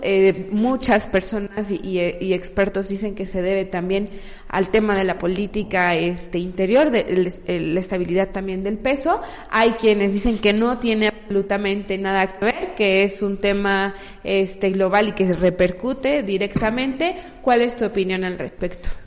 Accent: Mexico; como mexicanas y mexicanos

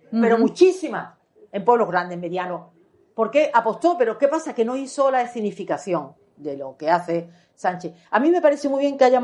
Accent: Málaga, Andalusia, Spain; además, ¿no? El boquerón lo lleva aquí. Mi tierra con razón y sin ella.

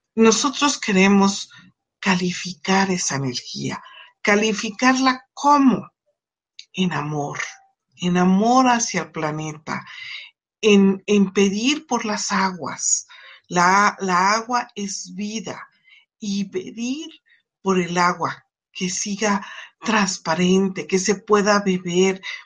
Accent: Mexico; como mexicanos

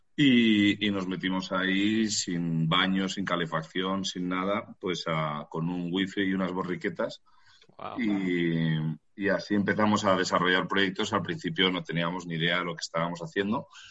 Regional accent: Madrid, Community of Madrid, Spain; los que somos de Madrid

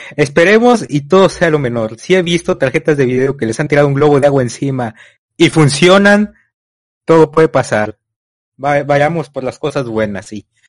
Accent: Tamaulipas, Mexico; Yo soy de México, Tamaulipas.

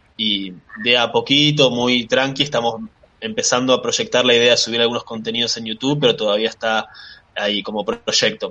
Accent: Bariloche, Río Negro, Argentina; moved away as an adult; also born or lived in Valencia, Spain; now in La Plata, Argentina; nací en España, nací en Valencia, eh, pero me crié en Bariloche

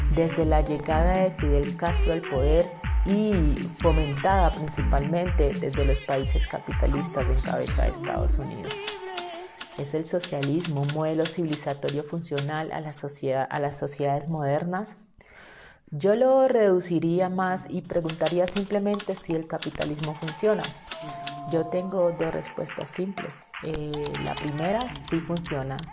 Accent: Colombia

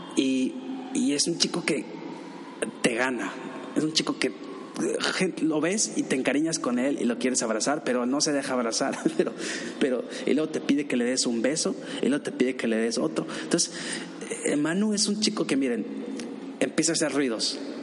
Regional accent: Mexico; me preguntó de dónde eres, le dije que de México

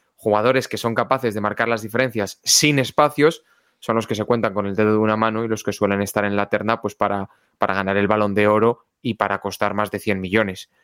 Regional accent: Galicia, Spain; moved away; also born or lived in Valladolid; como buen gallego afincado que soy

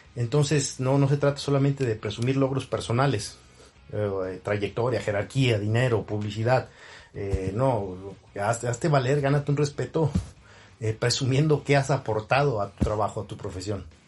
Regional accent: Nuevo León, Mexico; moved away as an adult; siendo luchador eh, local o regional en Nuevo León, de donde soy originario

